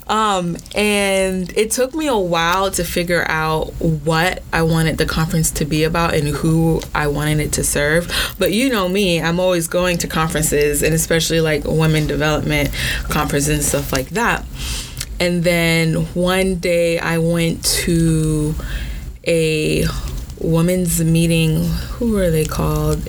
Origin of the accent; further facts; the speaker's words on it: Orlando, Florida, United States; also born or lived in Brooklyn, New York; I was born in Brooklyn, but I was raised in Orlando